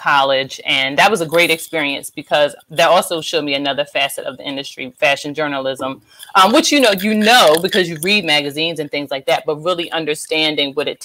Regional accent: Eastern Shore, Maryland, United States; I'm from the Eastern Shore, but you know, Maryland

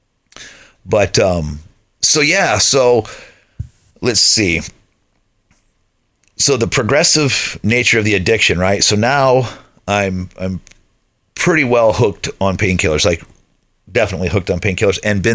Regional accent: Lakeville, United States; the house where I grew up in Lakeville

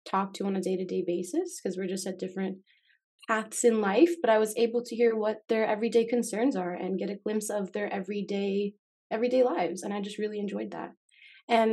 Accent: Las Vegas, Nevada, United States; moved away as an adult; also born or lived in Miami, Florida; now in Oregon, United States; And then I moved to Las Vegas where I lived for about 11.

